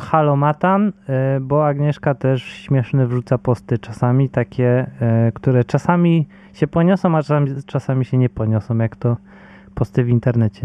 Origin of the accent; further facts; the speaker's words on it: Bydgoszcz, Kuyavian-Pomeranian Voivodeship, Poland; ja jestem z Bydgoszczy